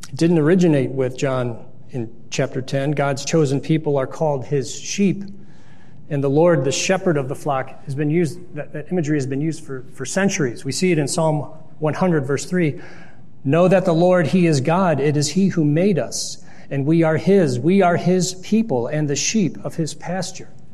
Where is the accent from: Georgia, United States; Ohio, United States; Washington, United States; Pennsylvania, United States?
Ohio, United States; Lyndhurst; also born or lived in Pepper Pike, Ohio; growing up in Lyndhurst and Pepper Pike.